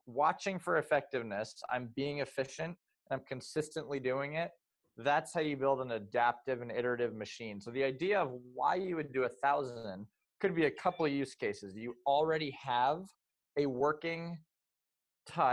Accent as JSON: {"language": "English", "town": "New Haven", "region": "Connecticut", "country": "United States", "tie": "born or raised there", "said": "I was born and raised in the New Haven County, Connecticut area"}